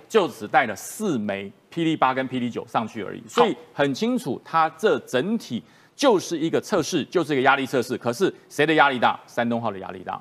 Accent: Taiwan; 可是我们是台湾人，我们是中华民国的国民，我是中华民国的军人

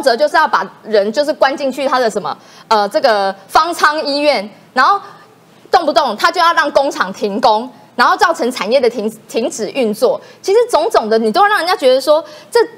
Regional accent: Taiwan; 这是因为全体人民，我们台湾人民共同努力的成果

